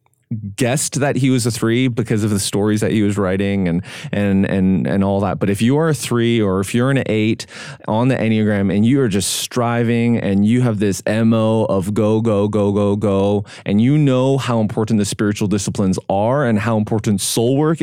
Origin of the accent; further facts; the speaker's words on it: Vancouver, British Columbia, Canada; moved away; my hometown where I grew up in Vancouver